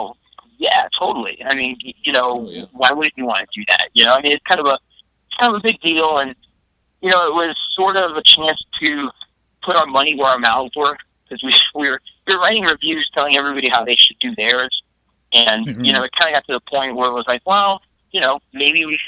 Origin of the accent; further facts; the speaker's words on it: Miami, Florida, United States; moved away; I'm originally from Miami, Florida